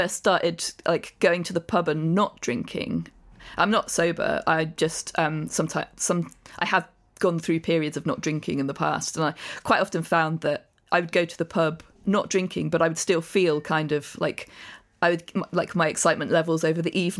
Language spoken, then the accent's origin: English; Amersham, South East England, United Kingdom; which is like halfway between where I grew up in Amersham.